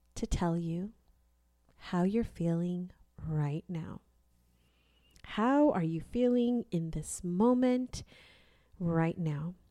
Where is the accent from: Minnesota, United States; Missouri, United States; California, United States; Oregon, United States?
California, United States; now in Texas, United States; I grew up in California.